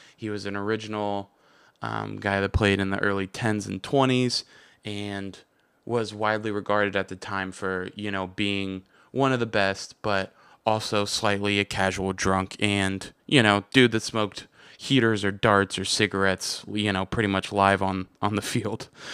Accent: United States; I'm American

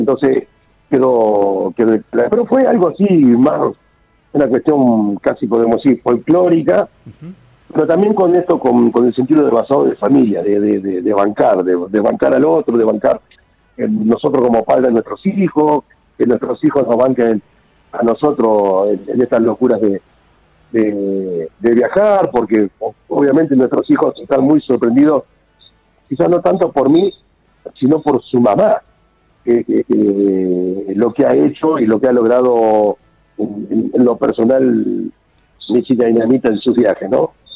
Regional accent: Olavarría, Buenos Aires Province, Argentina; nosotros somos oriundos de Olavarría, en la provincia de Buenos Aires

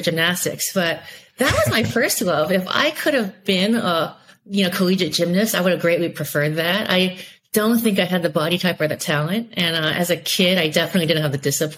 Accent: Silicon Valley, California, United States; I'm an American-born Taiwanese, child of Taiwanese immigrants in Silicon Valley

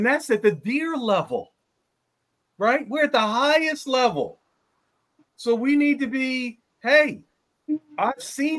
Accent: Philadelphia, Pennsylvania, United States; I'm from Philly.

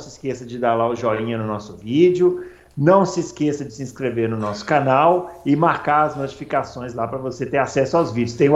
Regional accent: Rio Grande do Sul, Brazil; Eu nasci no Rio Grande do Sul, embora é, seja mineiro de coração.

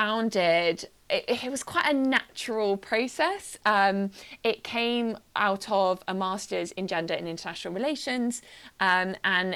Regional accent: Wiltshire, South West England, United Kingdom; I grew up in Wiltshire, in a small town. I was an army kid

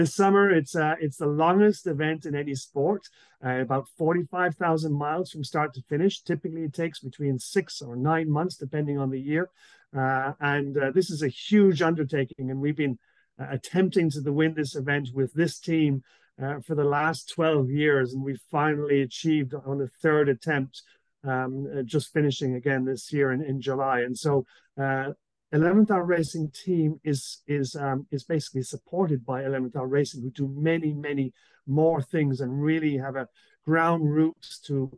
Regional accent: Southwest Ireland, Ireland; now in Quebec, Canada; my young years growing up in Southwest Ireland

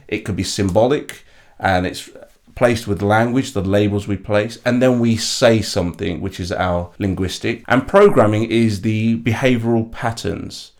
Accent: London, United Kingdom; I was born and bred in East London. I grew up in a place called East Ham

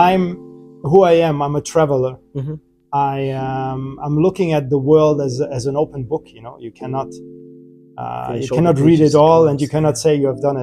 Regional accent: Germany; moved away as an adult; now in Dubai, United Arab Emirates; So I was born and raised in Germany. Lived there for about 20 years of my life

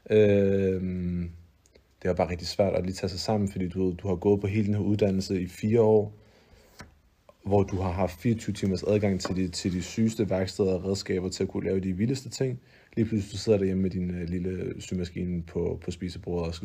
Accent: Denmark

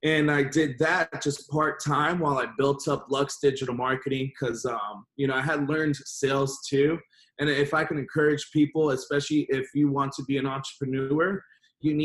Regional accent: Miami, Florida, United States; originally I'm born and raised in Miami

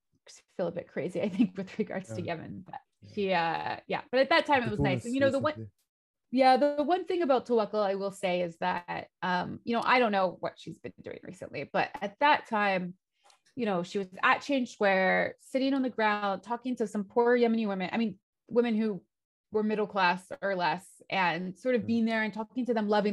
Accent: United States; moved away; as an American, because that's what I am

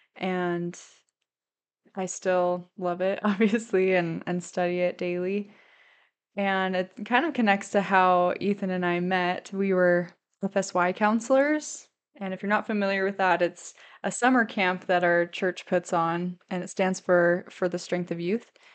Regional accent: St. Louis, Missouri, United States; moved away as an adult; now in Idaho, United States; I grew up in Saint Louis, Missouri

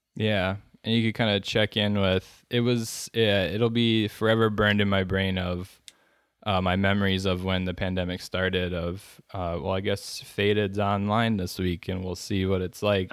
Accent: Wisconsin, United States; I'm from Wisconsin

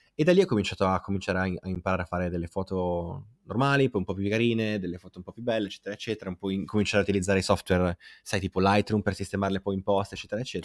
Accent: Aosta, Aosta Valley, Italy; vengo dalla Val d'Aosta o se non lo sapevano lo sanno ora, da una piccola città che è Aosta

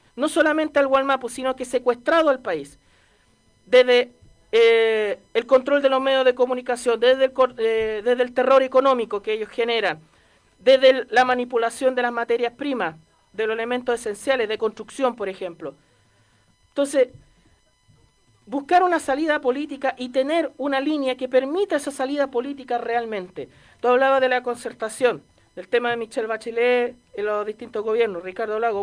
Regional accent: Chile

